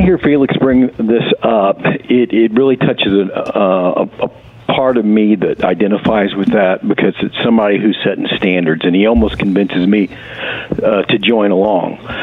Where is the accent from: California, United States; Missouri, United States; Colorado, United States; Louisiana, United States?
Missouri, United States; I'm from Missouri.